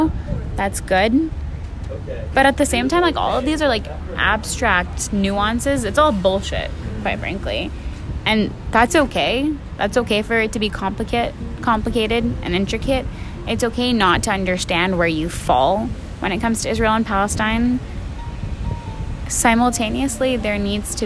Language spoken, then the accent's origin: English; Pakistan; moved away; I was born in Pakistan. I identify as Pakistani